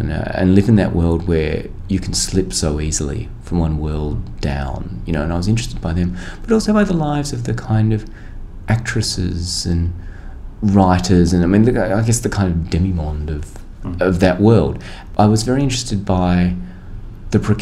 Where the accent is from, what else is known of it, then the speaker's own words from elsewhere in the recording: Australia; as an Australian